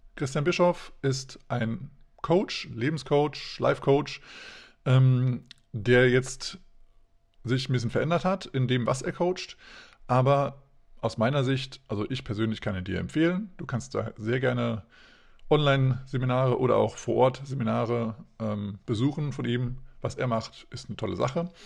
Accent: Hesse, Germany; now in Hanover, Germany; ich bin ja ursprünglich auch aus Hessen

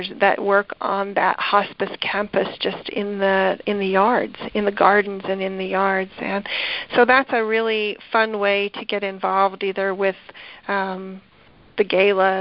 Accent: Western Slope, Colorado, United States; moved away; also born or lived in Atlanta, Georgia; I'm a native to the Western Slope, but I came from Atlanta

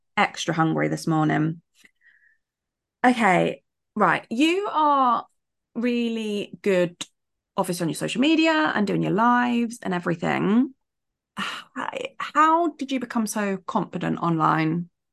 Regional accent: United Kingdom; as British

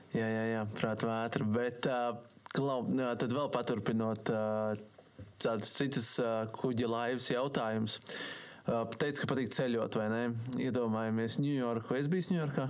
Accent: Sigulda, Latvia; es esmu no Siguldas

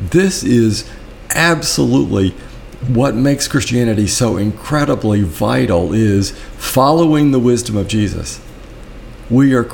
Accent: Birmingham, Alabama, United States; I grew up in Birmingham knowing about the walls between tribes, knowing that I was Lebanese Catholic

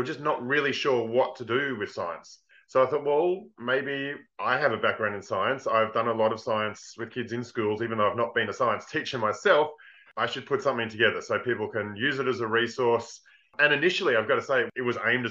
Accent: Australia; I'm from Australia. You've probably noticed I talk a little bit funny.

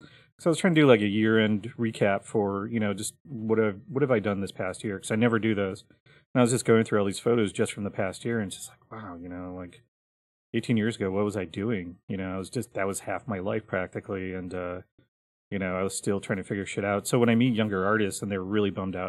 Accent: Milwaukee, Wisconsin, United States; also born or lived in Minneapolis / Los Angeles / New York; now in Columbus, United States; I grew up in Milwaukee, Wisconsin.

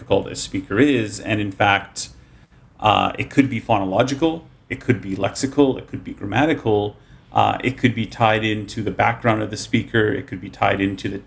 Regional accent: Canada; first language English; also born or lived in Japan; I'm from Canada, so I've studied French.

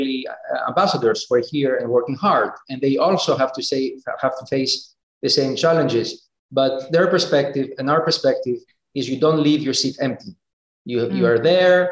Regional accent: Thessaloniki, Central Macedonia, Greece; moved away as an adult; also born or lived in United States; now in Geneva, Switzerland; I grew up in Greece. I've studied in the States. I work in Switzerland.

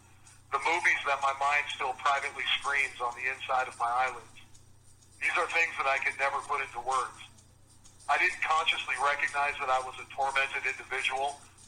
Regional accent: Alaska, United States; I was raised here in Alaska, and after those years, I felt like the trash that blows in the wind around the ankles of normal people as they live their lives.

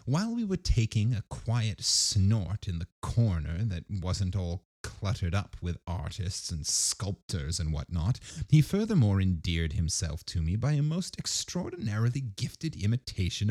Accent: United States; As an American

